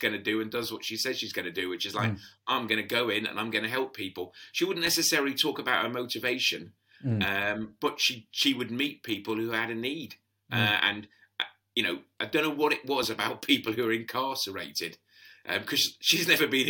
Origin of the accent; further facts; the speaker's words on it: Sutton, London, United Kingdom; I was brought up in the London borough of Sutton in the 1970s and 80s.